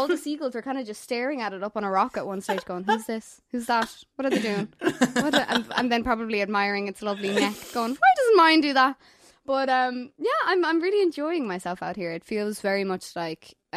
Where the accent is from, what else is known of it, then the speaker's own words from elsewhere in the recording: Ireland; being Irish